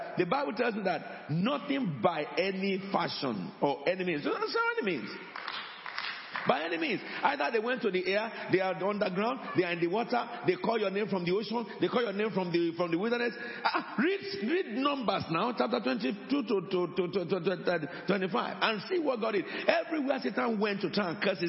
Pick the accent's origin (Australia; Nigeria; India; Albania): Nigeria; moved away